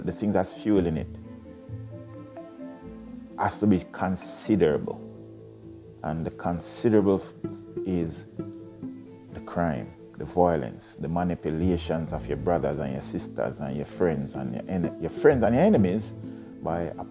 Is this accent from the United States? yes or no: no; Jamaica; moved away as an adult; now in Ontario, Canada; I love being Jamaican.